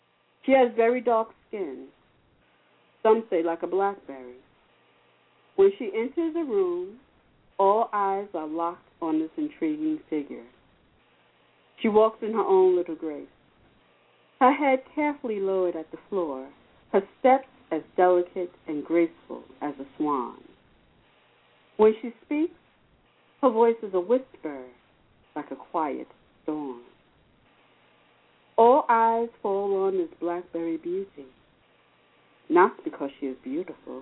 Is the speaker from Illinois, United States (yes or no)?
no; New York City, New York, United States; moved away as an adult; now in Valley Stream, United States; I'm originally from Rockaway Queens